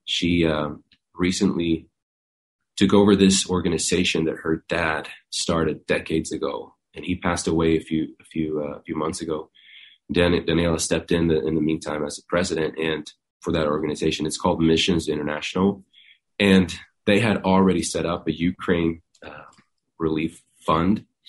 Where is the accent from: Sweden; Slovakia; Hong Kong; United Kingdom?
Sweden; also born or lived in Iceland; now in Nashville, United States; I was born in Iceland and um, grew up in Sweden